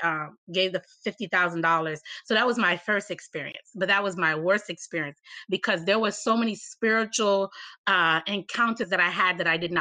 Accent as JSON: {"language": "English", "town": "Miami", "region": "Florida", "country": "United States", "tie": "born or raised there", "said": "I was born in Miami"}